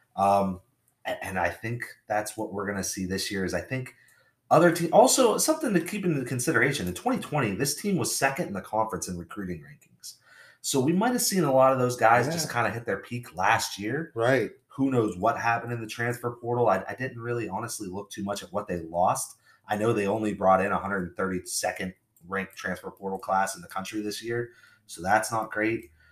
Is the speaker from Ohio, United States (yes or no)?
yes; Youngstown, Ohio, United States; we're from Youngstown, Ohio. This is kind of regionally, you know, these are the schools we grew up around